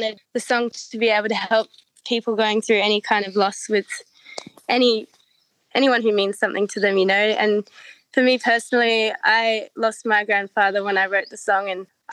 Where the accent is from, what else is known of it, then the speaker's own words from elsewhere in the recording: Blue Mountains, New South Wales, Australia; moved away as an adult; now in Melbourne, Australia; We're originally from the Blue Mountains. That's where I grew up and lived until we moved to Melbourne in my like early 20s.